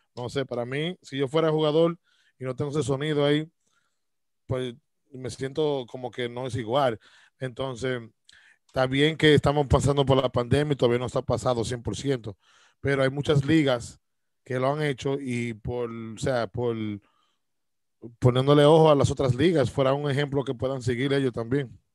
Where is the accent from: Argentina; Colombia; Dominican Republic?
Dominican Republic; now in United States; soy yo, de República Dominicana